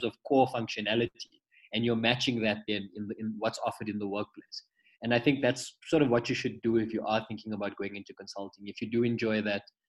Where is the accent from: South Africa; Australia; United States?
South Africa; Pretoria, Gauteng; I'm actually from Pretoria originally. From a little, it's classified as a township, but it's developed. It's called Lodium.